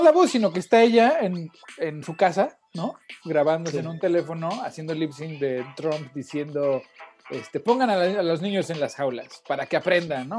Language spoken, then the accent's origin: Spanish; Mexico; also born or lived in Portland, United States; now in United States